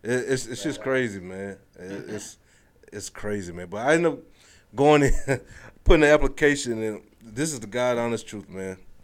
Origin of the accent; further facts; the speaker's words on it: Kentucky, United States; moved away as an adult; now in Jacksonville, United States; I'm rich from Kentucky